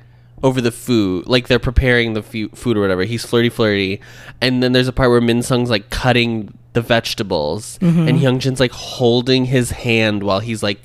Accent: United States; as an American

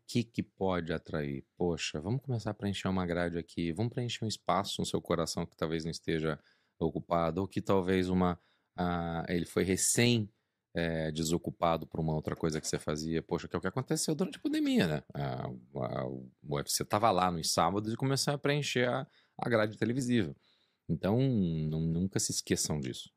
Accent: Brazil; moved away; sou brasileiro

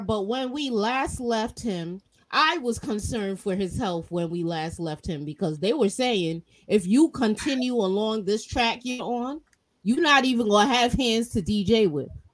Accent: New York City, New York, United States; I'm a New Yorker.

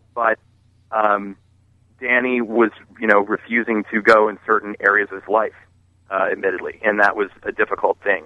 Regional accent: Maryland, United States; I grew up in Maryland

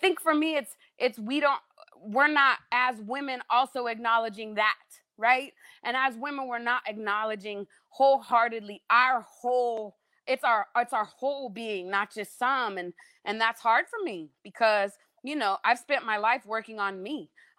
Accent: Denver, Colorado, United States; now in Southern United States; I came down from Denver to the South and they call me a Northerner down here.

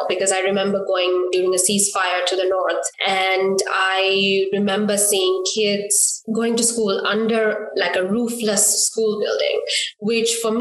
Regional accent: Colombo, Western Province, Sri Lanka; moved away as an adult; also born or lived in Pittsburgh, United States; now in Seattle, United States; I grew up in Colombo, which is the city in Sri Lanka

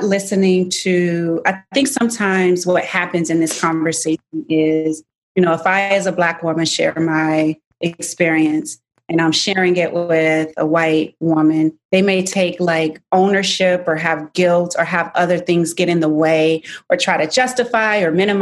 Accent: Virginia, United States; I grew up in Virginia

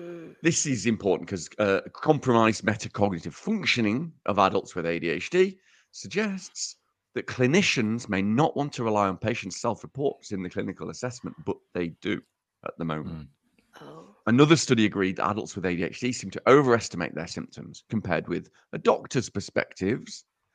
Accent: Uttoxeter, West Midlands, United Kingdom; accent: Uttoxeter; in direct opposition to what I've just said in my in my stupid Uttoxeter accent

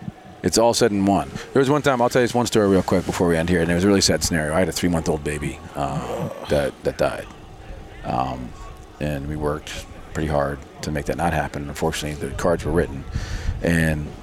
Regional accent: New York, United States; I'm from New York

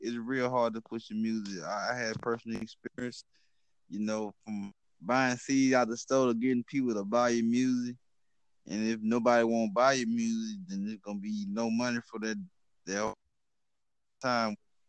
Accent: Baton Rouge, Louisiana, United States; I'm from North America in a town called Louisiana in a city called Baton Rouge.

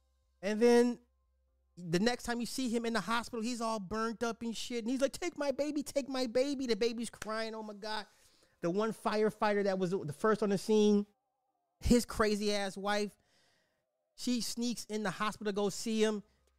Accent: Cincinnati, Ohio, United States; I'm from Cincinnati and it was about 2 hours away and could smell the burning of whatever was for 2 days, but this is nothing new in the great state of Ohio.

